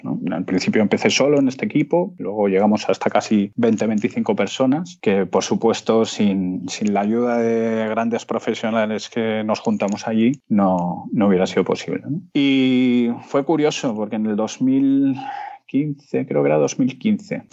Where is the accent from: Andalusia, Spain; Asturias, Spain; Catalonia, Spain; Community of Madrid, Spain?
Community of Madrid, Spain; Madrid; moved away as an adult; also born or lived in Seville / Peru / Panama; nací en Madrid en, 1983